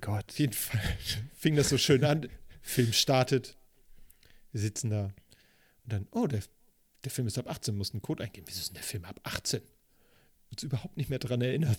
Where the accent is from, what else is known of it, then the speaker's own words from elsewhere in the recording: Hamburg, Germany; Ich bin ja in Eppendorf groß geworden